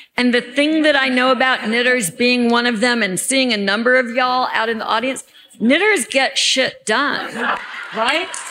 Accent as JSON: {"language": "English", "region": "Alabama", "country": "United States", "said": "I'm from Alabama"}